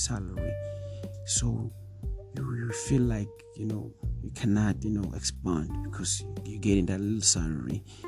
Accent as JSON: {"language": "English", "country": "South Africa", "said": "as a South African young, you know, young youth, young boy"}